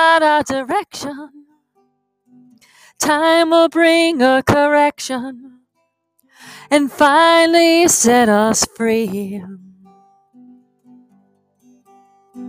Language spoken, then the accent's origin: English; New York City, New York, United States; now in Keene, United States; I grew up in Brooklyn